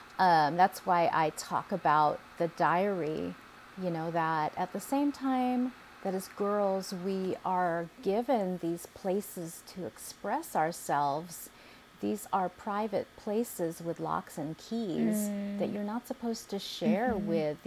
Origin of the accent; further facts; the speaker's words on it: Philippines; Okay, yeah, I'm Filipina. Yeah, I'm angry.